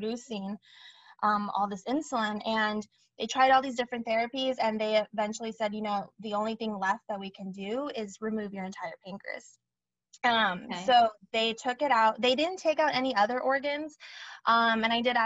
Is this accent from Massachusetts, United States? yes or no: no; Sacramento, California, United States; also born or lived in San Francisco; I was born in Sacramento